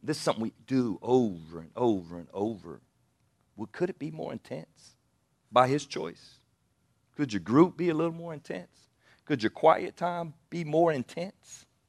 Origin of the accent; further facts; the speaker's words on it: Anderson, South Carolina, United States; I grew up in Anderson, South Carolina